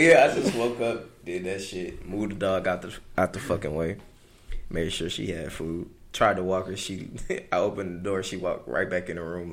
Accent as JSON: {"language": "English", "region": "East Coast", "country": "United States", "tie": "born or raised there", "said": "growing up on the East, on the East Coast"}